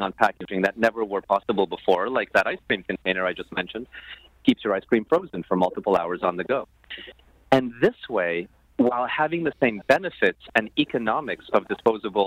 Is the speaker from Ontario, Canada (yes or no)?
yes; Toronto, Ontario, Canada; moved away; I'm proudly Canadian